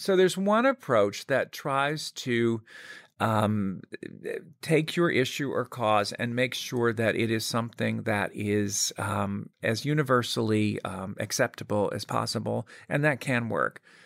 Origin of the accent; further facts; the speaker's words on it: Birmingham, Alabama, United States; I grew up in Birmingham, Alabama